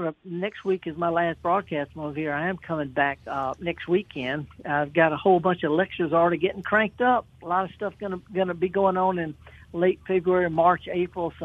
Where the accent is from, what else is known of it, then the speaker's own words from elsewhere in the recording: Indianola, Mississippi, United States; the B.B. King Museum in my hometown of Indianola